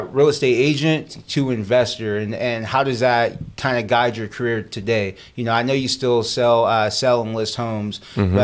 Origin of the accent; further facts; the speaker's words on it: Fresno, California, United States; my hometown